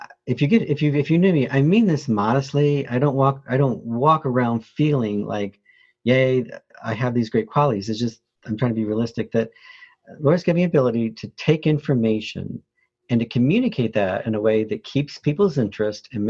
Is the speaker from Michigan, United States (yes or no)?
yes; Flint, Michigan, United States; moved away; also born or lived in New Orleans, Louisiana; I was born in New Orleans, Louisiana, but raised in Flint, Michigan